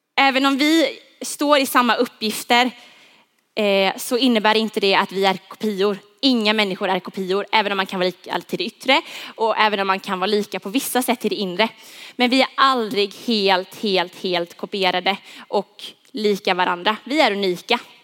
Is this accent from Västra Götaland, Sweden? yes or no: no; Huskvarna, Jönköping County, Sweden; Jag är uppvuxen, född och uppvuxen i Huskvarna.